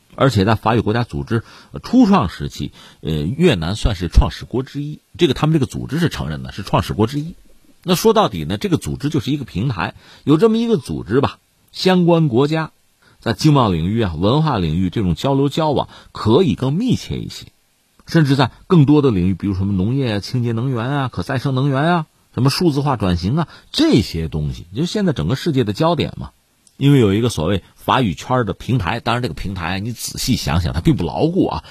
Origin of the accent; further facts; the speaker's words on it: China; 我们作为中国学生